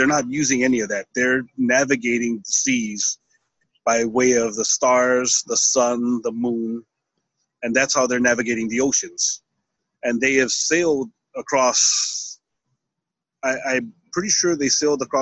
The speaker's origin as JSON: {"language": "English", "region": "Hawaii", "country": "United States", "said": "We came from these islands, and that's where we're from."}